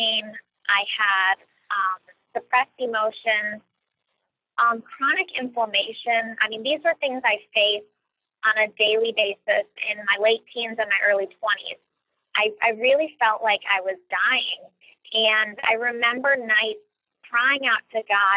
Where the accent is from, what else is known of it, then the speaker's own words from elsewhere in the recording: Cleveland, Ohio, United States; I'm originally from Cleveland, Ohio